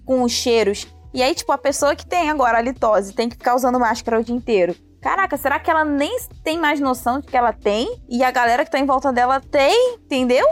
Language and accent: Portuguese; Rio de Janeiro, Brazil; como cariocas e do Rio de Janeiro